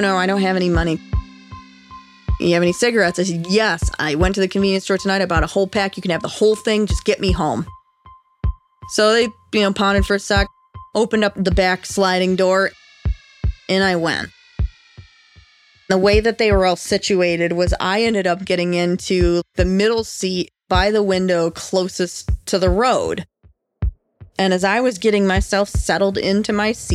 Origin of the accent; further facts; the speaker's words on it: New York, United States; moved away as an adult; also born or lived in Chicago suburbs; I had never lived outside of New York State